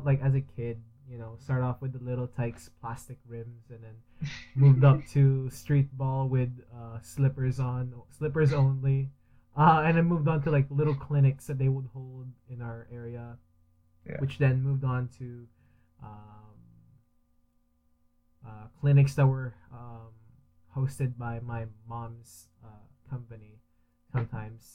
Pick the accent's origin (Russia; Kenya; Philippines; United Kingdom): Philippines; now in Canada; I grew up in the Philippines